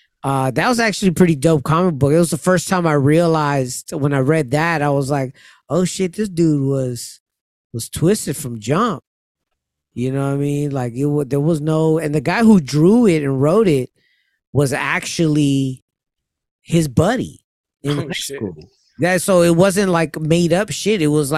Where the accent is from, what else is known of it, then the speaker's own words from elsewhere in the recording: Amityville, New York, United States; I'm from Amityville.